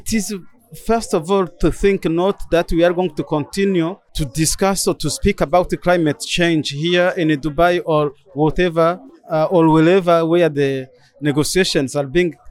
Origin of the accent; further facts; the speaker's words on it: Burundi; I'm from Burundi, member of the Batwa community, who are indigenous peoples in Burundi.